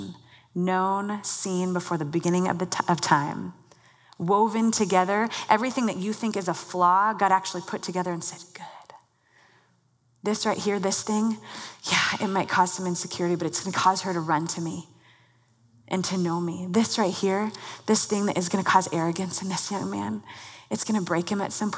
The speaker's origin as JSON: {"language": "English", "town": "Mercer Island", "region": "Washington", "country": "United States", "tie": "born or raised there", "said": "I grew up on Mercer Island, not far from here"}